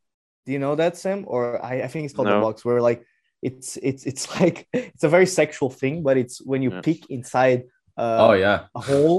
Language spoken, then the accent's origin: English; Portugal; English is a second language; as a Portuguese